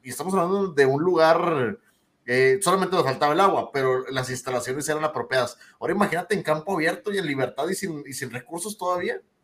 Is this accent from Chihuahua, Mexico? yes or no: no; Monterrey, Nuevo León, Mexico; somos regios